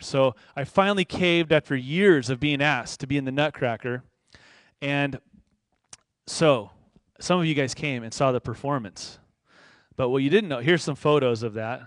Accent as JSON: {"language": "English", "town": "Moorpark", "region": "California", "country": "United States", "tie": "born or raised there", "also_born_or_lived": "East Los Angeles, California", "said": "I was born in East L A, but I grew up in the suburbs, okay? I grew up in Moore Park."}